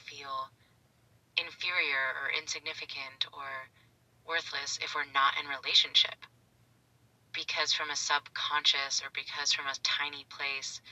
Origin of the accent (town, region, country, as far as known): Pittsburgh, Pennsylvania, United States; moved away as an adult; now in San Diego, United States